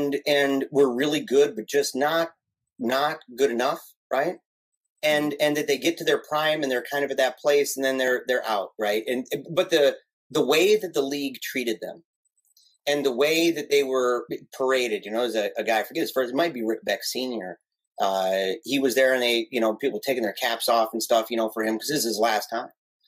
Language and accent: English; Battle Creek, Michigan, United States; having been born and raised in Battle Creek, Michigan.